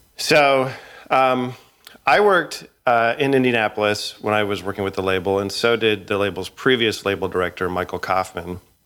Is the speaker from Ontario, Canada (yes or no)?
no; Edmonton, Alberta, Canada; now in United States; I grew up in Edmonton, Alberta, in a neighborhood called, uh, Woodvale in, uh, Millwoods.